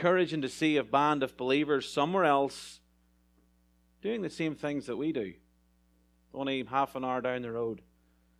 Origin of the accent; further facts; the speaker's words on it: Ireland; moved away as an adult; now in California, United States; As an Irishman coming to a far-off field, the west side of America, to California